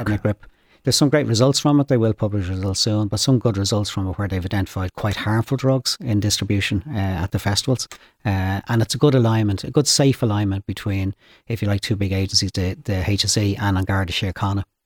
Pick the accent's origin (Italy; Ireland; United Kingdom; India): Ireland; Dublin, Leinster; I grew up in Finglas, uh, North Dublin, Finglas West